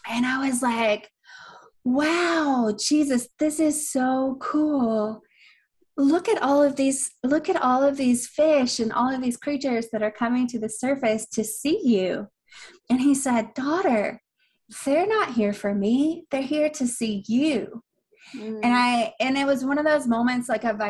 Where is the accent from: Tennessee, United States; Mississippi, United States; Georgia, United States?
Georgia, United States; Atlanta; moved away as an adult; I'm from Atlanta, before moving down here